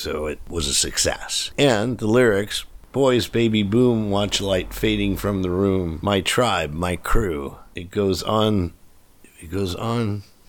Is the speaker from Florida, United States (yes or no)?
no; New York City, New York, United States; No, I was born in Queens.